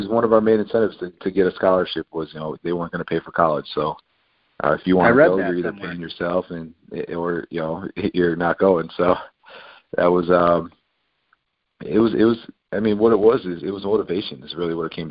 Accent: Buffalo, New York, United States; I grew up five boys in Buffalo, New York

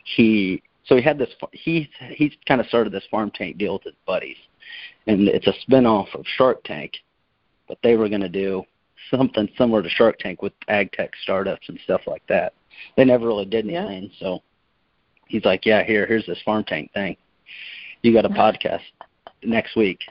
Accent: Kansas City, United States; we're from Kansas City

